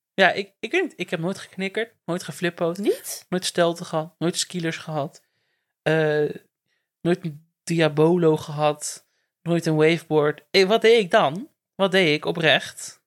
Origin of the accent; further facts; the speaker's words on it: Werkendam, North Brabant, Netherlands; in Werkendam ben ik ook echt geboren